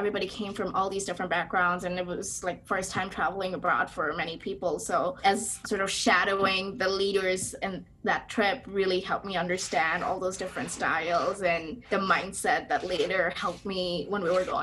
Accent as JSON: {"language": "English", "town": "Dhaka", "region": "Dhaka Division", "country": "Bangladesh", "moved": "as an adult", "said": "And I'm from Bangladesh, and I'm from Dhaka, which is the capital city. And Bangladesh is a developing country."}